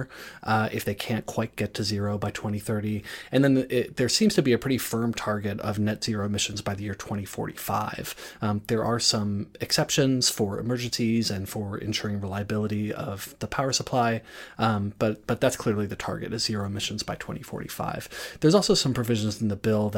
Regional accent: Durham, North Carolina, United States; I grew up in Durham, North Carolina, where Duke University is

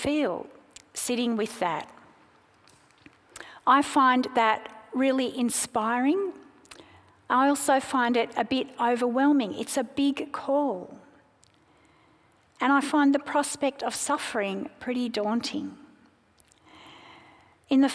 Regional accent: Sydney, New South Wales, Australia; also born or lived in South Africa; now in Melbourne, Australia; My family moved to Sydney when I was 5, and we became Australian citizens

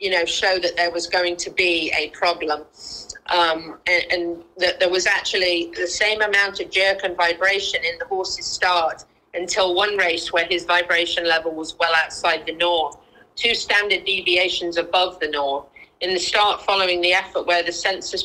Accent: United Kingdom; I don't roll my R's because I'm a Brit.

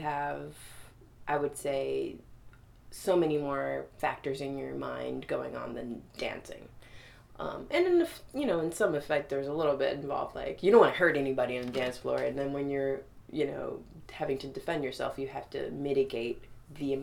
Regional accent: New York City, New York, United States; I grew up in Brooklyn

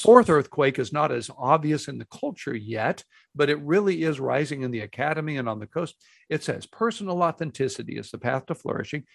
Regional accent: Houston, Texas, United States; now in Dallas, United States; I grew up in Houston

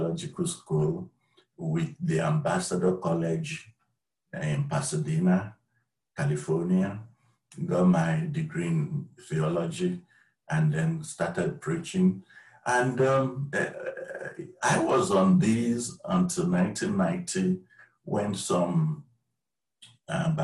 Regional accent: Nigeria; moved away as an adult; now in United States; I was born in Nigeria. I moved to the U.S. in 2001. And while in Nigeria, I had my first degree in economics

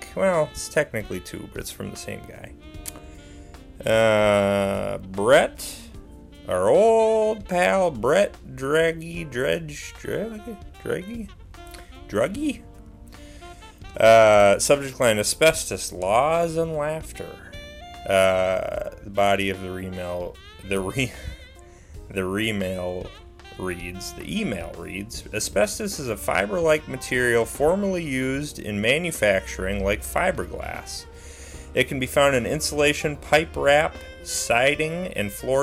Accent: Mankato, Minnesota, United States; Mankato, Minnesota, my hometown

